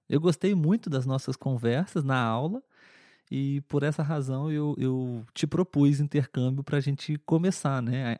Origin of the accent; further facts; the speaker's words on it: Brazil; nós aqui no Brasil